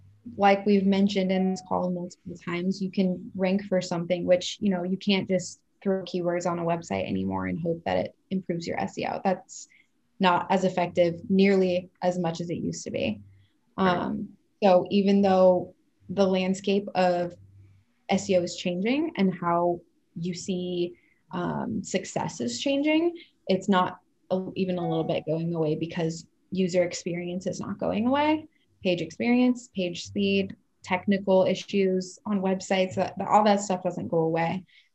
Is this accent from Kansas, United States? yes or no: no; Texas, United States; So I'm not from Dallas. I was born and raised here, but I went to college in Dallas